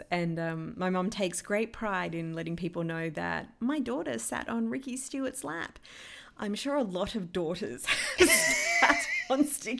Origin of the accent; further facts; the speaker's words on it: Canberra, Australian Capital Territory, Australia; So my earliest memory, growing up in Canberra, going for the Green Machine.